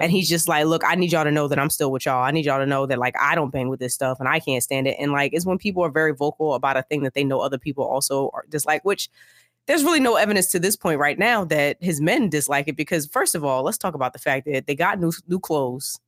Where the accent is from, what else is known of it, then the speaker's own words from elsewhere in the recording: United States; I am an American.